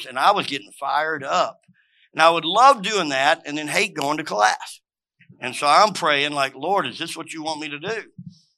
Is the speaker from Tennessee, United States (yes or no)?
yes; Memphis, Tennessee, United States; also born or lived in Cookeville, Tennessee; I grew up in Memphis, came here, thought I was going to be an engineer